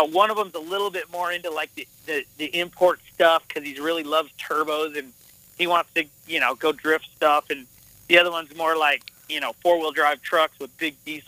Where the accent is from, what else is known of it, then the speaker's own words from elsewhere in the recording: Montana, United States; also born or lived in Las Vegas, Nevada; I went with my mom to Montana, and that's where I kind of learned this cowboy stuff